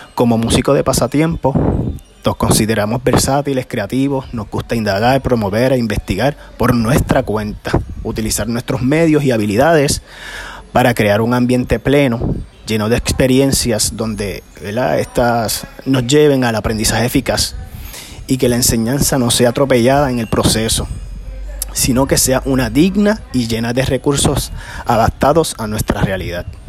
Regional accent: Peñuelas, Puerto Rico; soy del pueblo de Peñuelas

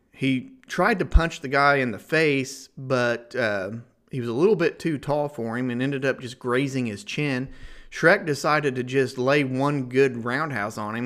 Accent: Ohio, United States; I'm being from Ohio, we're we're right along the Ohio River

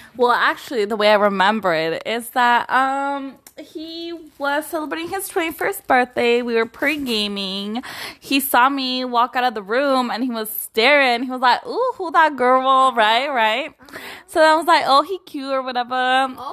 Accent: Watsonville, California, United States; I grew up in Waltonville, went to P V

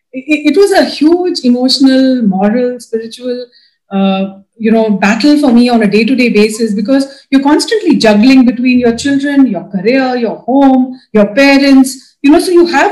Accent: Dubai, United Arab Emirates; I was brought up in Dubai. So there was very little, religious or spiritual influence.

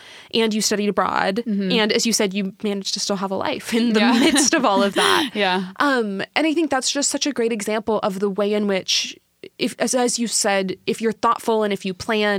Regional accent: Washington, United States; because I'm from Washington. I'm from like 45 minutes away.

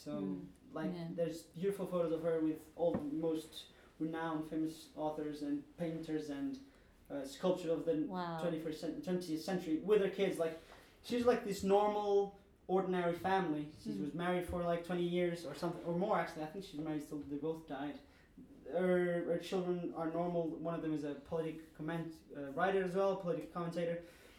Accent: Lisbon, Portugal; English is a second language; moved away as an adult; now in London, United Kingdom; I come from Portugal, Lisbon, capital.

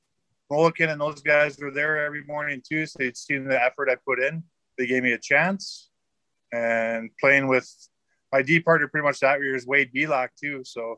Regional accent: Saskatoon, Saskatchewan, Canada; also born or lived in Rochester; Born and raised in Saskatoon. I'm a true West Side boy of Saskatoon. Yeah. Confed Park area.

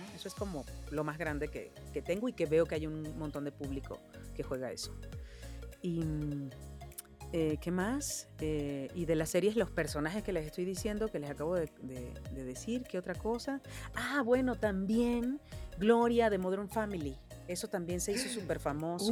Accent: Venezuela; moved away as an adult; now in Mexico; por ser venezolana

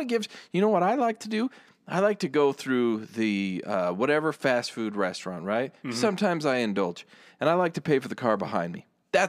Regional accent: United States; Yeah, I'm American.

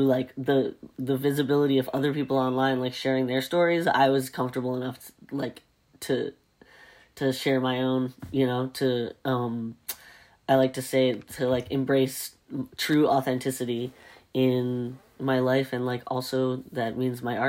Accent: the South, United States; I grew up in the South

